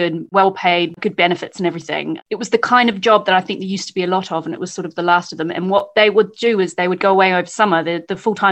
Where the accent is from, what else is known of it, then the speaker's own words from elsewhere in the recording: New Zealand; moved away as an adult; now in London, United Kingdom; I am from New Zealand. I came over here to do postgrad work